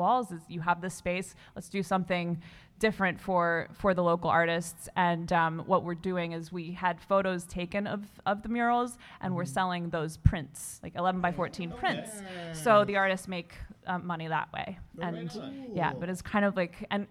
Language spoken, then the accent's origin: English; Midwest, United States; moved away; also born or lived in Colorado / the South / Brooklyn; I grew up in the Midwest. I moved to Colorado. I moved to the South